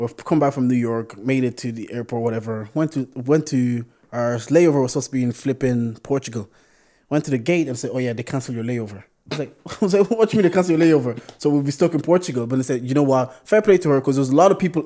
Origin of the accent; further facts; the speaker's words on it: Balbriggan, Leinster, Ireland; I'm from Barbrigan, so not too far